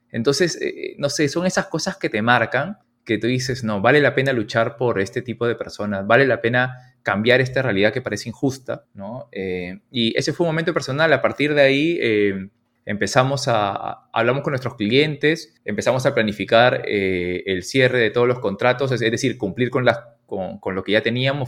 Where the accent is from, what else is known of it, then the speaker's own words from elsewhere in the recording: Piura, Peru; soy piurano